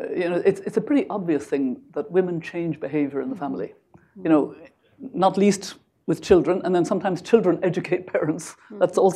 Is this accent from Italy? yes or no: no; Ireland; I mean, you know me as an Irish mm-hmm. grandmother.